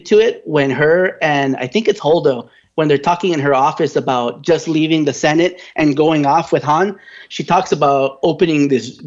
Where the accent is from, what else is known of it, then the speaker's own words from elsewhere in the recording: California, United States; as a Californian